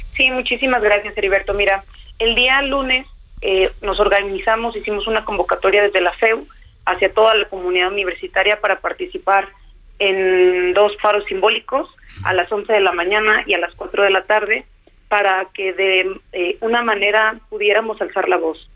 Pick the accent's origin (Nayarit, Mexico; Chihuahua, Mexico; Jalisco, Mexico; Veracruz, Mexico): Jalisco, Mexico; Tala; yo soy de un municipio al interior del estado, no soy de la capital, eh, soy de Tala, Jalisco